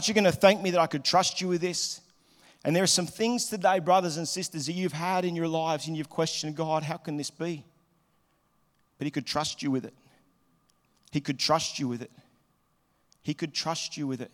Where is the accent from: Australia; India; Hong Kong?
Australia; Melbourne, Victoria; moved away as an adult; also born or lived in Liverpool, Sydney; now in Sydney, Australia; I was living in Melbourne. I grew up in Melbourne.